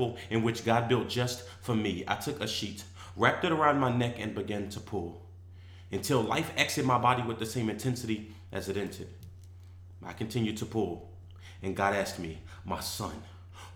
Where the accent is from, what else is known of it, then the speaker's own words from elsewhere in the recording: Philadelphia, Pennsylvania, United States; I'm from Philadelphia, Pennsylvania